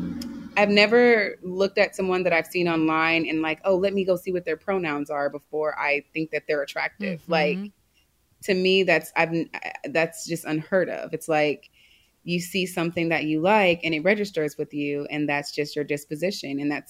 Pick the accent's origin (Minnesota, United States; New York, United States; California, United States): California, United States; Los Angeles; It wasn't until I grew up in Los Angeles.